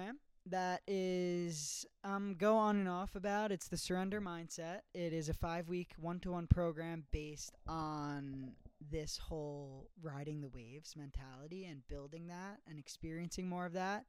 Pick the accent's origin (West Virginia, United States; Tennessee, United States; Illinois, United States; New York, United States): New York, United States; New York City; I am in Staten Island, New York, my hometown, living in my childhood home